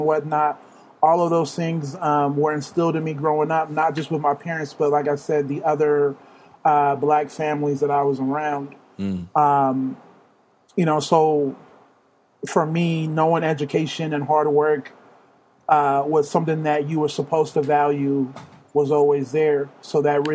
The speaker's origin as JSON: {"language": "English", "town": "Rancho Cucamonga", "region": "California", "country": "United States", "tie": "born or raised there", "also_born_or_lived": "Los Angeles area / Ontario, California", "said": "I was born in the Los Angeles area, but I pretty much grew up in the Inland Empire, particularly in Ontario and in Rancho Cucamonga"}